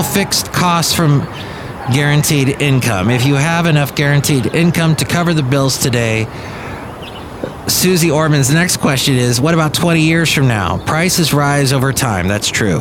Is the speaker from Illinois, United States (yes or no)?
no; Los Angeles, California, United States; I grew up in the San Fernando Valley, was in the San Fernando Valley in the 70s and early 80s, and I see some of the spots that I remember as a kid